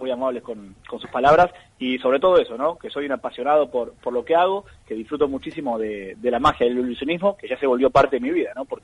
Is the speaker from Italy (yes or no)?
no; Buenos Aires Province, Argentina; Andar en Buenos Aires, porque yo soy de Buenos Aires, no de capital.